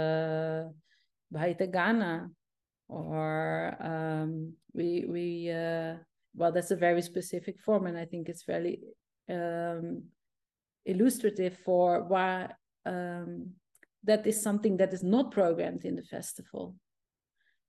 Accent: Zeeland, Netherlands; English is a second language; I'm from Zeeland.

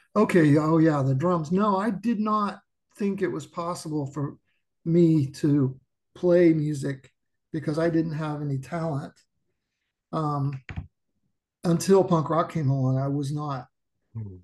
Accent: Anderson, Indiana, United States; I'm from a small town outside of Indianapolis called Anderson, Indiana, which is about 30 miles north of Indianapolis.

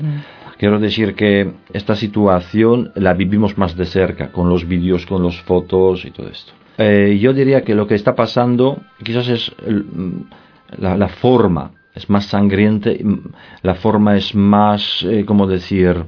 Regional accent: Poland; now in Spain; Yo soy polaco y vivo ya desde hace muchos años aquí en, en España

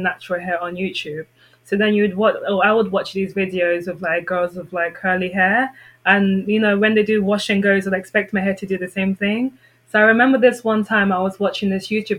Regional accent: London, United Kingdom; moved away as an adult; growing up in London where there's so much diversity

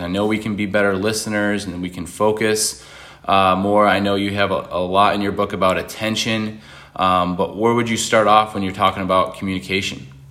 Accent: Buffalo, New York, United States; moved away as an adult; now in North Carolina, United States; I'm from Buffalo originally

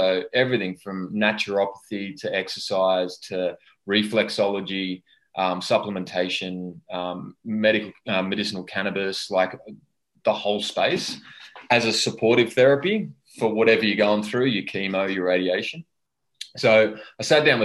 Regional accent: Australia; I had an overzealous relationship with alcohol in my 20s, as most Aussie males

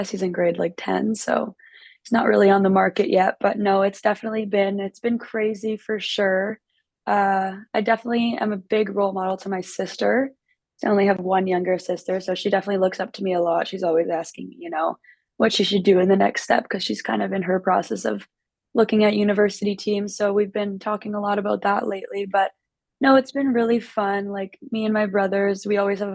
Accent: Winnipeg, Manitoba, Canada; moved away as an adult; now in Windsor, Canada; I'm from Winnipeg

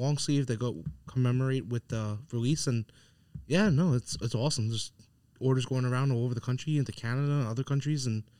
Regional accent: Long Island, New York, United States; But from where I'm from Long Island, I just feel like it's a little bit ass backwards.

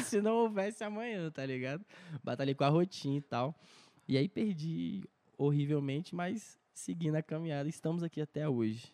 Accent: Brasília, Federal District, Brazil; also born or lived in Patos de Minas, Minas Gerais; eu nasci em Minas, Patos de Minas, mas vim morar em Brasília, sei lá, eu tinha um, um ano, dois anos

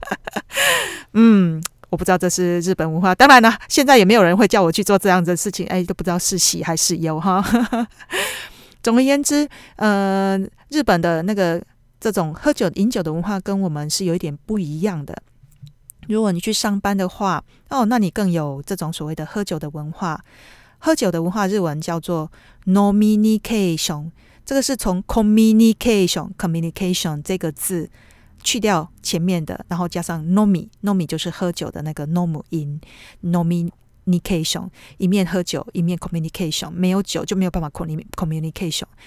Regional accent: Taiwan; now in Tokyo, Japan; 那我们台湾人是可能你要吐的话，你自己偷偷摸摸，要吐之前你就去浴室，呃，厕所里面自己吐一吐

